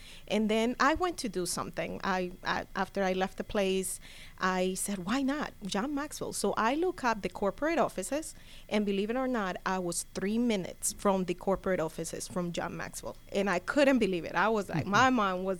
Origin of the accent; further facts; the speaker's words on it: Cali, Valle del Cauca, Colombia; now in Gwinnett County, United States; I'm from Cali. Okay. Yes, I'm from Cali. So that's the great thing. That's the other benefit. You know, I can do it in Spanish. I can do it in English.